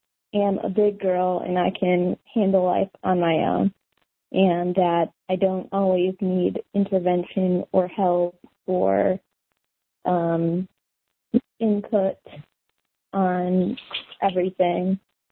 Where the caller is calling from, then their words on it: Chicago, Illinois, United States; Hey, guys. … I'm calling from Chicago.